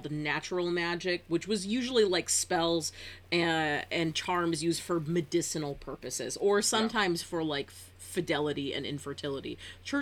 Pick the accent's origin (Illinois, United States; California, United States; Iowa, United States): California, United States; Northern; as a Californian